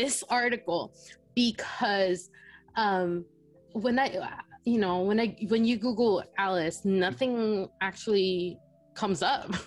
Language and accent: English; Philippines; now in United States; I was born and raised in the Philippines